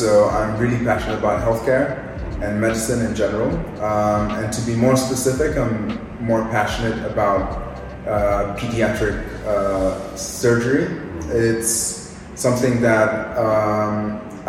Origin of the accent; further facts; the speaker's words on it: Nairobi, Kenya; moved away; also born or lived in United Kingdom; I'm originally from Nairobi, Kenya